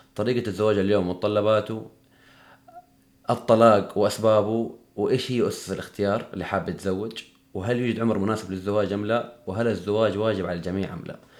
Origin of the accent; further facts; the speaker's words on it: Hejaz, Saudi Arabia; احنا عندنا في الحجاز